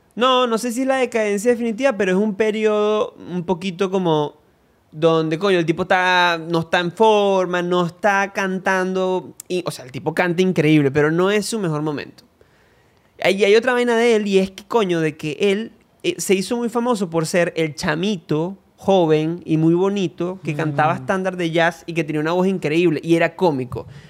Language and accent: Spanish; Venezuela; nosotros somos dos venezolanos